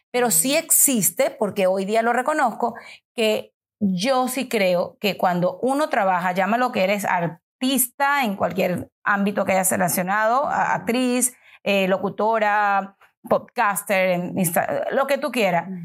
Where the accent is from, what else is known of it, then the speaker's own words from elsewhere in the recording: Venezuela; Mariana y yo somos venezolanas